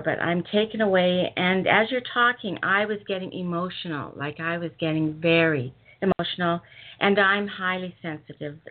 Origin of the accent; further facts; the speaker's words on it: Western Canada, Canada; I'm from Western Canada